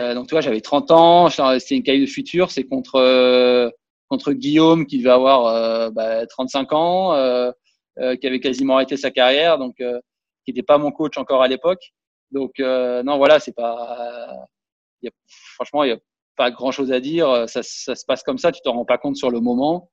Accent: Monaco; Et là, je joue chez moi à Monaco.

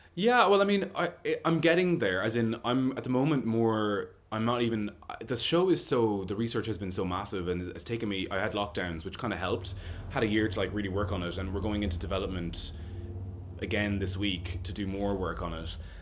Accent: Roscommon, Connacht, Ireland; born or raised there; now in London, United Kingdom

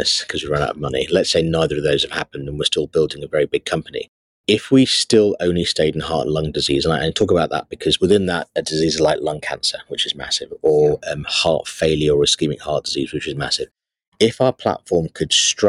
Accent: Sri Lanka; moved away; I was born in Sri Lanka

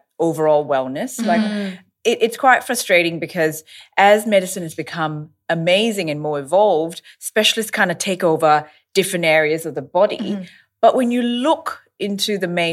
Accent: Australia; I'm an Australian dermatologist

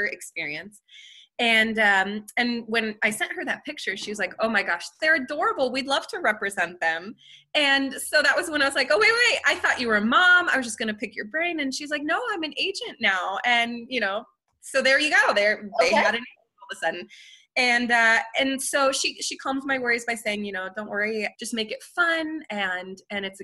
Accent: France; moved away; I grew up in France

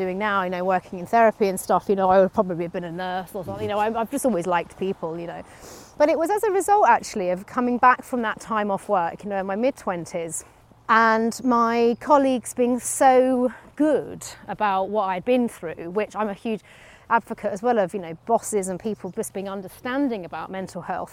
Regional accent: United Kingdom; being British

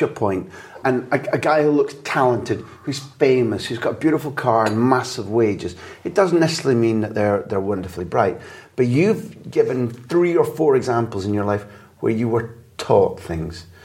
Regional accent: Scotland, United Kingdom; moved away as an adult; also born or lived in London / Barcelona; as a Scot

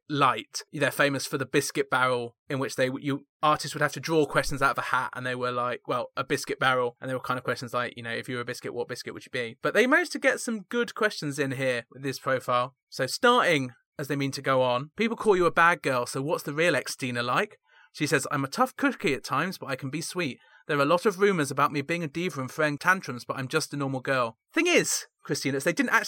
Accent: United Kingdom; Me as a British person

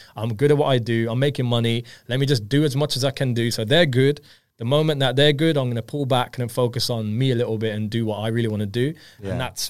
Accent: India; I'm Indian myself, so

